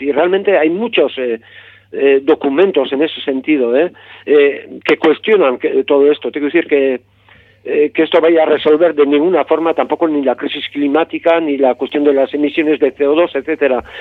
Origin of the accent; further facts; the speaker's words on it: Gipuzkoa, Basque Country, Spain; yo soy de, Guipúzcoa